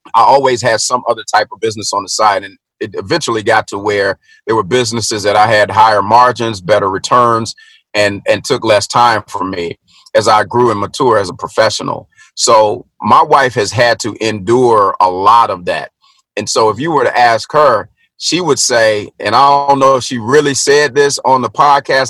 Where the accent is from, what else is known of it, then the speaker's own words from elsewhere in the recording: Middle Tennessee, United States; i was born and raised in Middle Tennessee